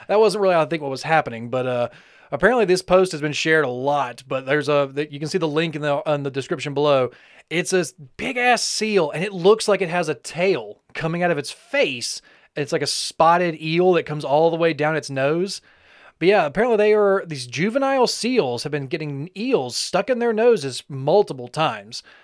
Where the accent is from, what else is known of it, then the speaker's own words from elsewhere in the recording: the Bible Belt, United States; we grew up in more of the, the Bible Belt